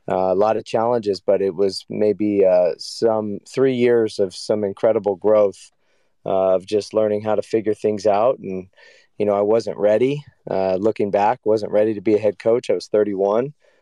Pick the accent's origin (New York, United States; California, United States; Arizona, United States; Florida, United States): California, United States; moved away as an adult; also born or lived in North Carolina; now in Michigan, United States; I grew up in California